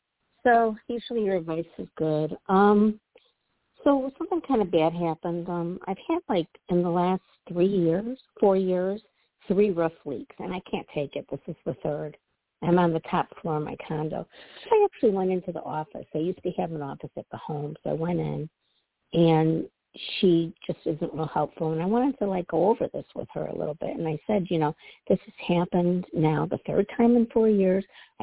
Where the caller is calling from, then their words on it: Midwest, United States; Hi, Toni. This is … from the Midwest.